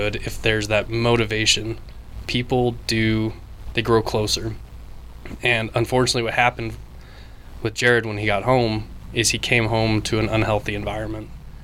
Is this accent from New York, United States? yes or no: no; Wyoming, United States; I am from Wyoming